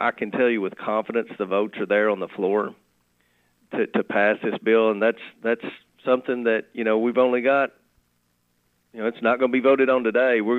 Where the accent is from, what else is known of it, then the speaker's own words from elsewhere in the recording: Monroe County, Kentucky, United States; I'm from Monroe County